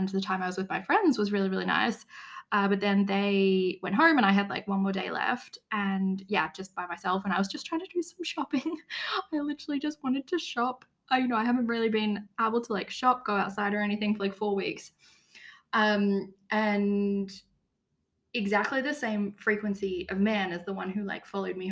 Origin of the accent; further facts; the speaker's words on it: Australia; moved away as an adult; now in Tirana, Albania; I am from Australia. Even now that I'm living in Europe